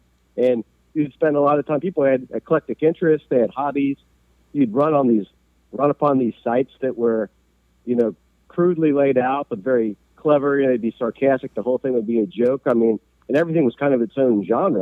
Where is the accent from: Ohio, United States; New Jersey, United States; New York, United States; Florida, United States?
Ohio, United States; Cincinnati; my entire family is from here, going back to the 1850s